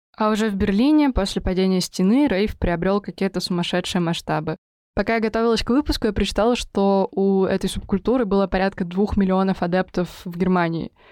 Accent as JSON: {"language": "Russian", "town": "Kirov", "region": "Kirov Oblast", "country": "Russia", "tie": "born or raised there", "said": "в моем родном городе Кирове"}